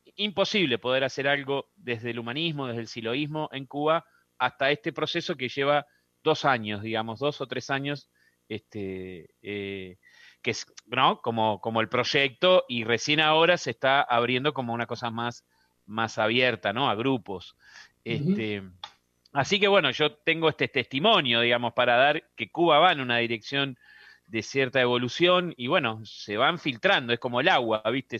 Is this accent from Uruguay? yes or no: yes; Uruguay; para nosotros los uruguayos, ¿no? Porque acá los rocas somos uruguayos